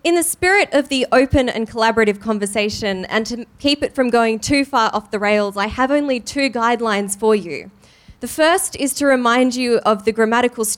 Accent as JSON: {"language": "English", "town": "Sydney", "region": "New South Wales", "country": "Australia", "said": "I'm from Sydney"}